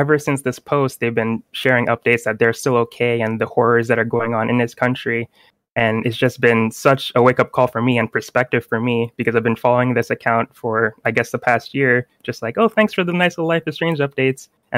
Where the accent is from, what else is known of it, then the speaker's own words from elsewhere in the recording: Kyiv, Ukraine; English is a second language; I'm Ukrainian. I was born in Kyiv, Ukraine. I have been living on this land, my home, for 27 years now.